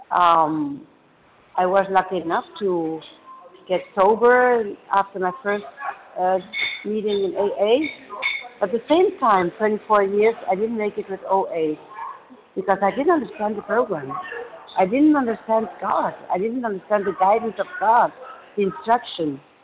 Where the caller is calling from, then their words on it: Germany; calling from Germany.